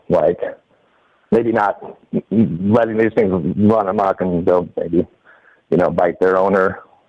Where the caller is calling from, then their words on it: Washington, United States; Washington State.